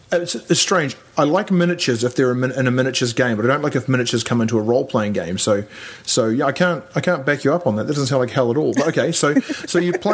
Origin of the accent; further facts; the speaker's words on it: New Zealand; Well, I know I'm a New Zealander actually, and or English even.